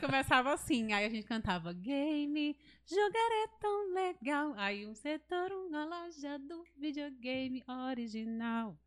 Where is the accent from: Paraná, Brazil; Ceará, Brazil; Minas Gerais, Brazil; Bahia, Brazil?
Ceará, Brazil; moved away; eu amo o Ceará